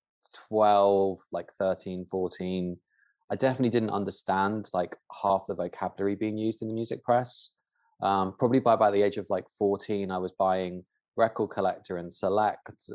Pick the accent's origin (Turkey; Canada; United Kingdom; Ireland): United Kingdom; Dorset, South West England; where I grew up in Dorset